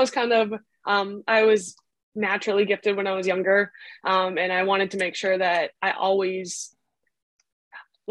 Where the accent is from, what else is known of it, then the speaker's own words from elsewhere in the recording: Oconto, Wisconsin, United States; I grew up in Oconto, Wisconsin, but easier said, probably Green Bay in Wisconsin